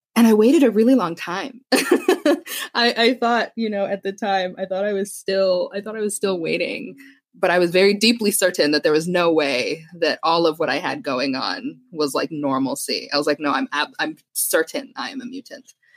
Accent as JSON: {"language": "English", "country": "Canada", "said": "I'm Canadian."}